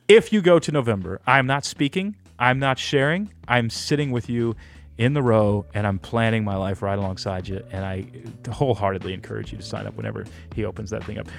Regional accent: Texas, United States; moved away as an adult; I grew up in Texas

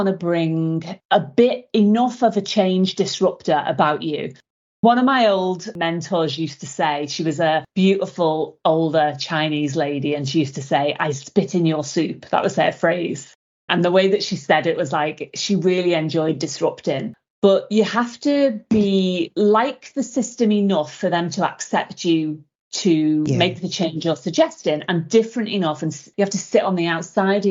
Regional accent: Liverpool, North West England, United Kingdom; moved away as an adult; also born or lived in Derbyshire; now in Gold Coast, Australia; I'm from Liverpool originally. Haven't lived there since I was 18

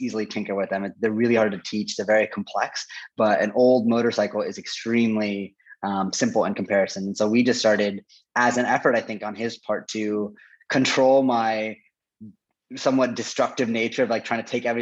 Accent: Portland, Oregon, United States; also born or lived in Gainesville, Florida; the majority of my formative life before college, all in Portland, Oregon. So grew up there. I associate Portland with like my hometown

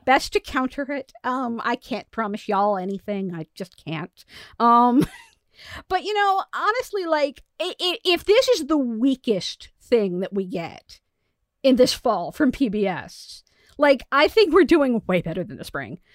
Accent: United States; as American

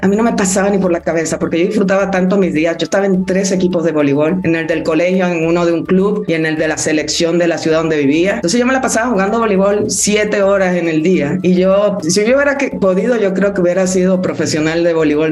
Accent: Dominican Republic; moved away as an adult; also born or lived in Mexico City, Mexico; Yo fui la única que nací en Dominicana

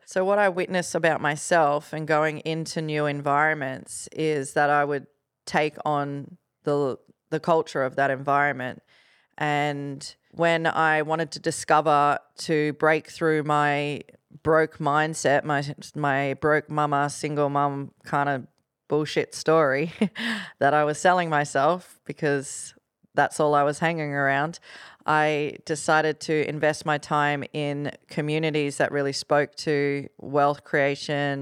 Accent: Gold Coast, Queensland, Australia; from the Gold Coast

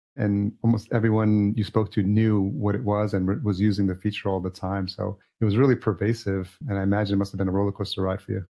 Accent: Yonkers, New York, United States; I grew up in Yonkers, New York, which is Westchester County

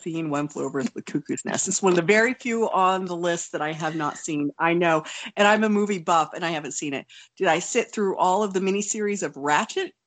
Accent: Oklahoma, United States; also born or lived in Wonju, South Korea; growing up in Oklahoma

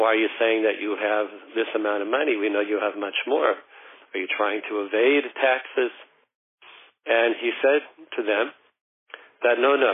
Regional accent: Denver, Colorado, United States; I'm from Colorado

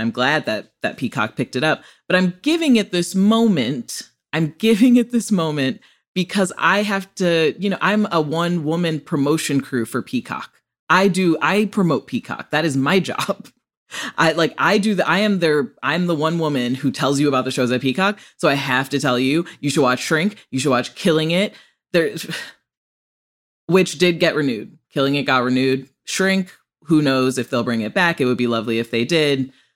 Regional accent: Rockford, Illinois, United States; also born or lived in Chicago, Illinois; I'm from Rockford, Illinois, a true Rockford peach.

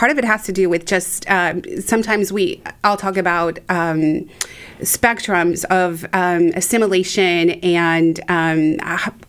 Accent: Mexico; now in United States; So um, I grew up in Mexico, always being just a little too American or mm. too white um, to be fully Mexican. And then I come to the United States

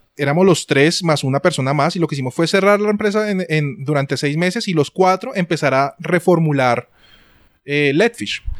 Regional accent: Colombia; soy un eh, diseñador eh, colombiano

